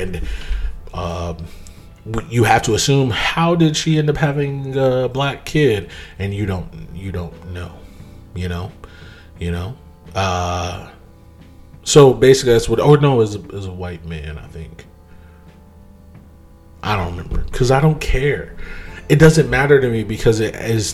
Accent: United States; I'm a Black American. I'm okay with being a Black American. I am not from Africa

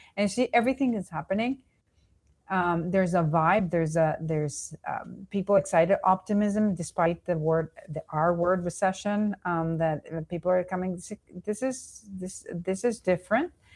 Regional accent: Venezuela; also born or lived in New York, United States; now in Miami, United States; I was born and raised in Venezuela, then I, I s, lived in New York, and then I came back and, and currently in Miami.

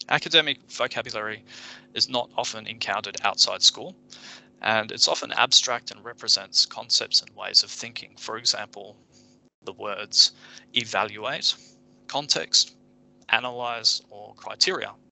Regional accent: Japan; I grew up in Japan and spoke Japanese fluently as a child.

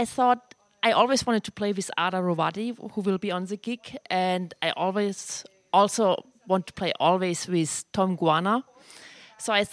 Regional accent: Germany; accent: German; English is a second language; moved away as an adult; also born or lived in London / New York; now in Long Island, United States; I'm original from Germany. You definitely can hear my accent, which I never lose

